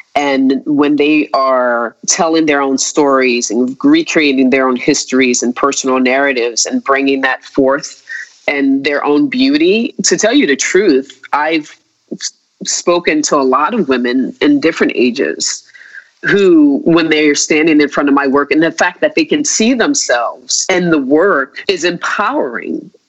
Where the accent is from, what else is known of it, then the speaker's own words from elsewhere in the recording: United States; think about myself as an American